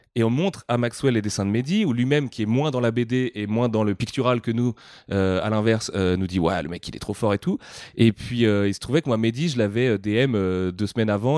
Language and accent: French; France; on est français